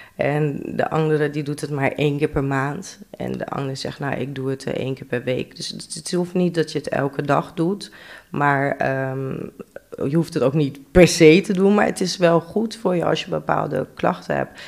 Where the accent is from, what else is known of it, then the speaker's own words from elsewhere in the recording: Drenthe, Netherlands; also born or lived in Amsterdam / Rotterdam; Ik ben vroeger in Amsterdam geboren. Ja. Maar ik ben al van een hele jonge leeftijd naar Drenthe toe verhuisd.